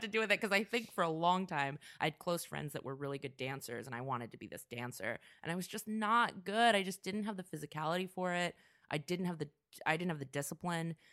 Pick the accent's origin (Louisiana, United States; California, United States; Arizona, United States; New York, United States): California, United States; Vacaville; also born or lived in Orange County, California / Portland / Chicago; now in Los Angeles, United States; I grew up in the Bay Area in a little town called Vacaville